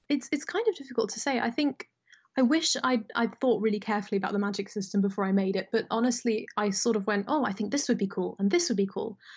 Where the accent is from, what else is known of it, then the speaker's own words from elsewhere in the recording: United Kingdom; I was born in Britain and raised in Britain